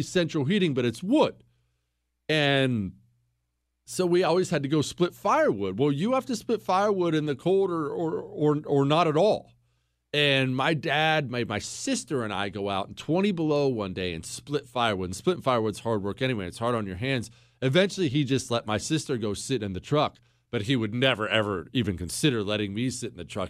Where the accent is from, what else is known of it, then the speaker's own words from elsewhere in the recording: Montana, United States; also born or lived in Ohio; we moved from Ohio to Montana when I was ten